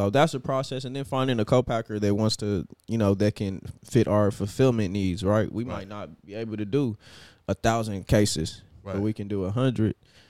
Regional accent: Los Angeles, California, United States; So I grew up in Leimert and Baldwin Hills.

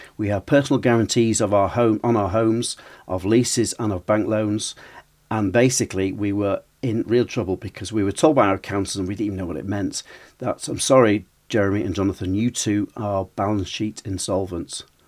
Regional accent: Preston, North West England, United Kingdom; also born or lived in Altrincham, South Manchester; we opened a shop in Preston, which is my hometown

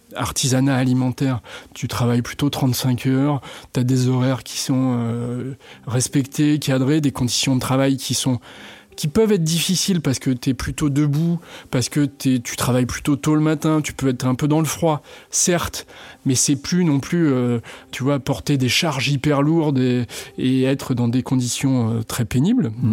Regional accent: La Roche-sur-Yon, Pays de la Loire, France; je suis né à La Roche-sur-Yon, en Vendée

